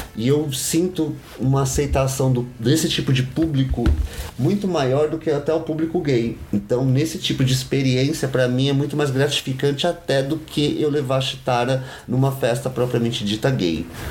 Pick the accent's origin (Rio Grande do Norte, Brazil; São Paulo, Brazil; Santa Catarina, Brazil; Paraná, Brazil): São Paulo, Brazil; Sou de São Paulo, nascido na Vila Ema